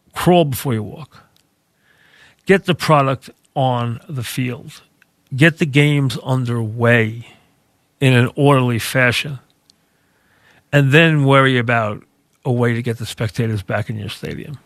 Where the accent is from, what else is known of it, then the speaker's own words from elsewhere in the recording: United States; now in North Shore of Long Island, United States; I grew up as a kid very close to the Atlantic Ocean.